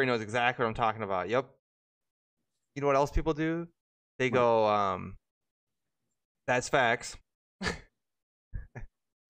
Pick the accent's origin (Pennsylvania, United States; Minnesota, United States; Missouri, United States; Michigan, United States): Minnesota, United States; I'm from Minnesota